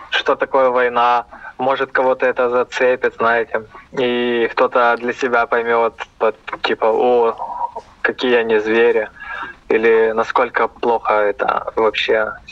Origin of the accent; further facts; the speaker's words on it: Ukraine; Ну, знаете, мне, наверное, будет казаться то, что я украинец